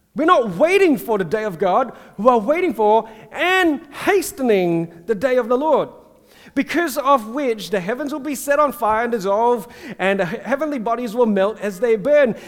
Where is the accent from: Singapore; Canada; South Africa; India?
Singapore; growing up in Singapore in the Methodist church